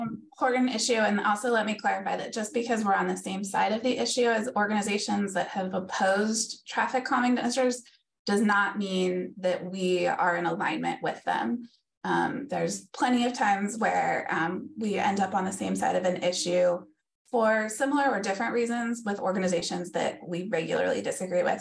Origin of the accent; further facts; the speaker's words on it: Davis, California, United States; growing up in Davis, which is a very bike town